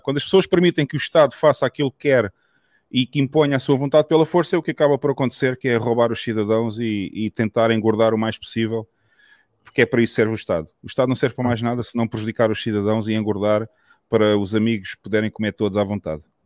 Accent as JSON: {"language": "Portuguese", "region": "southern Portugal", "country": "Portugal", "tie": "born or raised there", "said": "eu sou natural da zona sul de Portugal"}